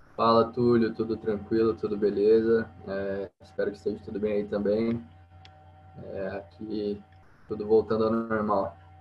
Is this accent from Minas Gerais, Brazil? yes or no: yes; Paraguaçu, Minas Gerais, Brazil; eu sou de uma cidade do sul de Minas, é, chama Paraguaçu, uma cidade pequena, tem 20 mil habitantes